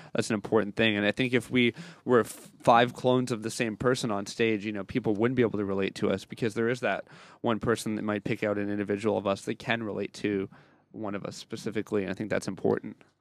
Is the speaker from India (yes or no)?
no; Canada; we're a bunch of Canadians here.